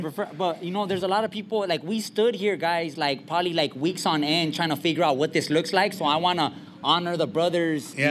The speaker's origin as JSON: {"language": "English", "town": "Montebello", "region": "California", "country": "United States", "said": "I'm from East LA, from Montebello, and um, I'm from the barrio"}